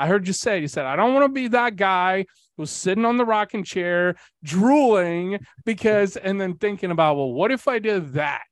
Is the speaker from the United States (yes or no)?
no; Bulgaria; moved away; I'm also Bulgarian. So I was born in Eastern Europe